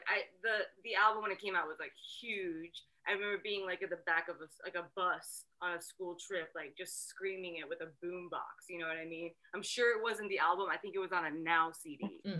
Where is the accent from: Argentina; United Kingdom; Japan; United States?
Japan; moved away as an adult; well, I grew up in Japan, right? So I lived in Japan until I was 18, and Riot Girl never made it to Japan.